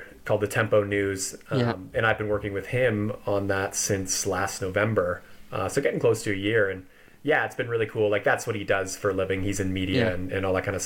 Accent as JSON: {"language": "English", "area": "Vancouver Island", "region": "British Columbia", "country": "Canada", "tie": "born or raised there", "also_born_or_lived": "Victoria, Canada", "moved": "as an adult", "lives_now": "Boulder, United States", "said": "originally from Vancouver Island in Canada, on the west coast there"}